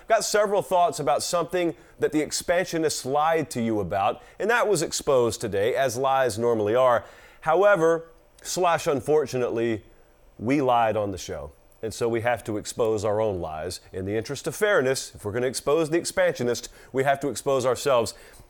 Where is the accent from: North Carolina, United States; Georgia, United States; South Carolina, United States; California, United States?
Georgia, United States; I grew up in Georgia, but right on the Chattahoochee River, so right on the fence between Georgia and Alabama.